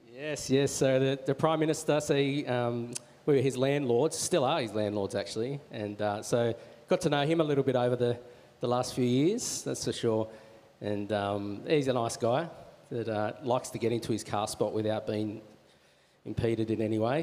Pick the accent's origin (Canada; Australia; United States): Australia; Wollongong, New South Wales; moved away as an adult; also born or lived in Marrickville; now in Manly, Australia; I grew up in Wollongong and um, did all my study down there and my schooling down there